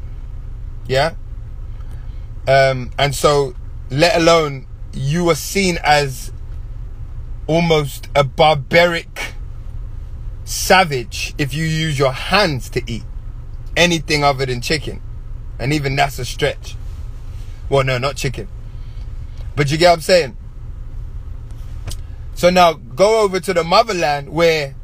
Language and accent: English; England, United Kingdom; growing up in England and growing up in Caribbean households